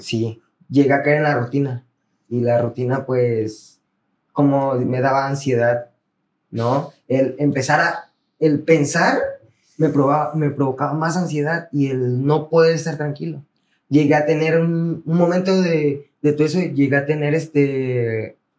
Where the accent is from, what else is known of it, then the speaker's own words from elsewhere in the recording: Tierra Blanca, Veracruz, Mexico; also born or lived in Campeche; soy del estado de Veracruz, bueno, aquí de Tierra Blanca, el municipio de Tierra Blanca.